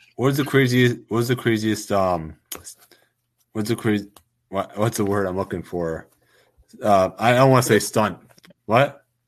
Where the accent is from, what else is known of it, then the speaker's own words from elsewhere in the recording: Long Island, New York, United States; I'm from Long Island